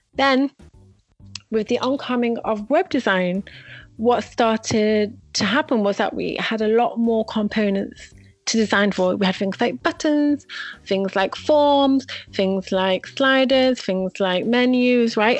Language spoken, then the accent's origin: English; Manchester, North West England, United Kingdom; moved away as an adult; now in Israel; I'm originally from Manchester, England. I moved to Israel must have about been 10 years ago